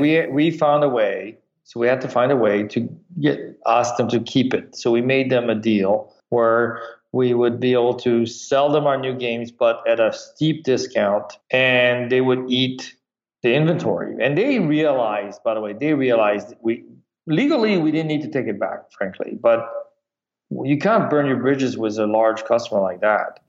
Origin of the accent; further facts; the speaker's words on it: France; moved away; also born or lived in Michigan; I grew up in France